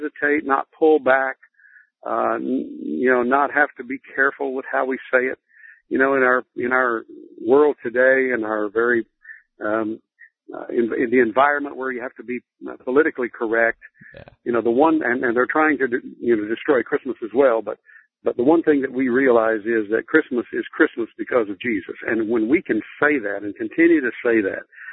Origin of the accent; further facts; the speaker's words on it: Lubbock, Texas, United States; I grew up in Lubbock, Texas, out on the plains of West Texas